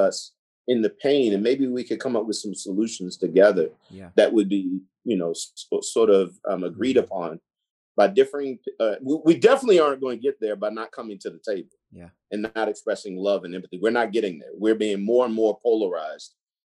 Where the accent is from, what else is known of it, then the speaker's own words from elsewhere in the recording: Gresham, Oregon, United States; also born or lived in Sandy / Damascus; I grew up in Gresham, Oregon, or Sandy, Oregon, Damascus, or whatever.